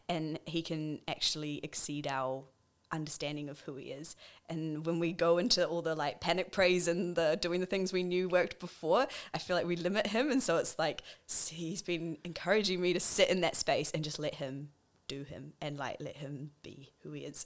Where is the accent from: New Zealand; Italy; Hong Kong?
New Zealand; Wellington; now in Auckland, New Zealand; I grew up in Wellington. I'm a pastor's kid. I have grown up within the church and then moved up to Auckland